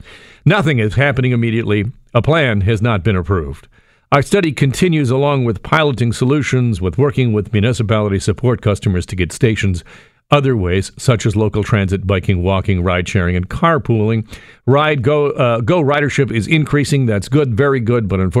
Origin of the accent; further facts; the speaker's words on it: Burlington, Ontario, Canada; I grew up in Burlington. I know what the transit's like in Burlington.